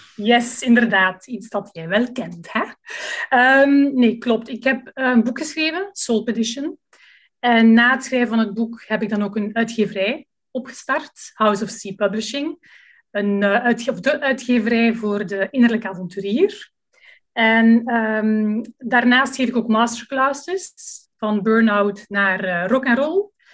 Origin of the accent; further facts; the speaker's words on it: Leuven, Flanders, Belgium; moved away as an adult; now in Lummen, Belgium; ik ben afkomstig uit Leuven